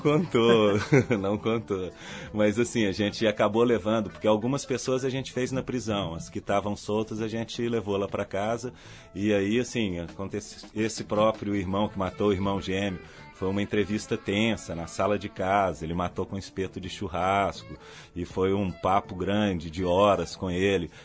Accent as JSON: {"language": "Portuguese", "town": "Belo Horizonte", "region": "Minas Gerais", "country": "Brazil", "said": "Sou mineiro, de Belo Horizonte"}